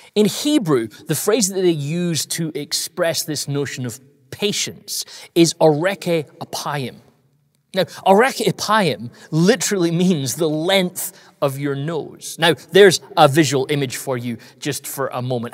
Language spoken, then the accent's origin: English; United Kingdom; I'm British